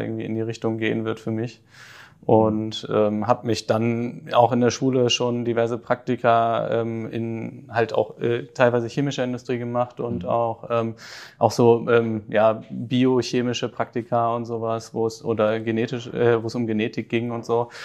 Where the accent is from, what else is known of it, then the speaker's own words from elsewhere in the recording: Hamburg, Germany; in den Norden äh, von Hamburg, wo ich aufgewachsen bin